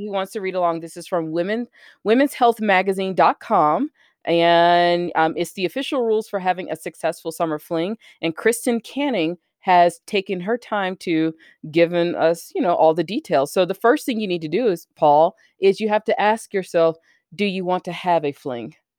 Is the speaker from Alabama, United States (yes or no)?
yes; Alabama, United States; I didn't grow up in Texas, I grew up in Alabama.